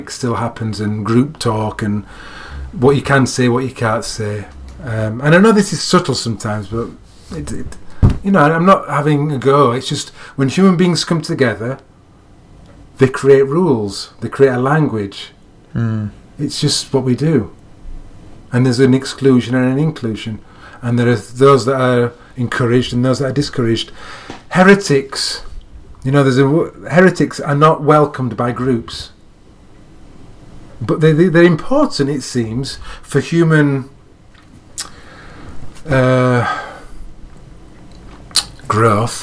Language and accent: English; Yorkshire and the Humber, United Kingdom; I'm living my life as a Yorkshireman in 2017, living in England.